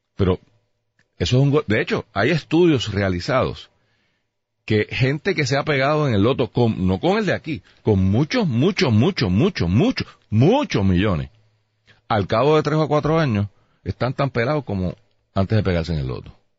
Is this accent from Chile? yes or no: no; Puerto Rico; Yo soy boricua